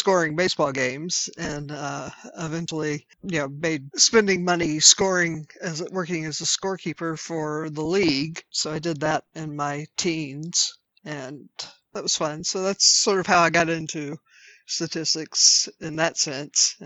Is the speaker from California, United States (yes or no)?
no; Clarksville, Tennessee, United States; I grew up in Clarksville